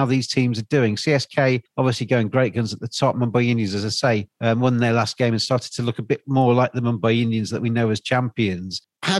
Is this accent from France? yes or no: no; England, United Kingdom; as an Englishman